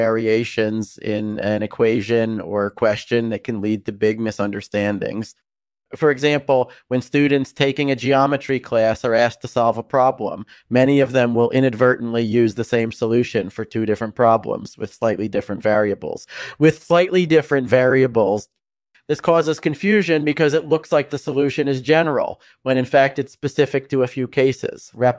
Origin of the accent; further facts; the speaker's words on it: Connecticut, United States; I grew up in Connecticut and then moved to Princeton in 2002 to study theoretical physics and mathematics.